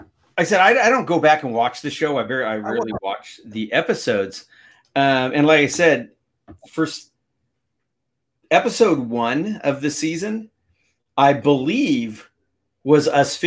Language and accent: English; San Diego, California, United States; I'm from San Diego, where it just doesn't, doesn't get that cold.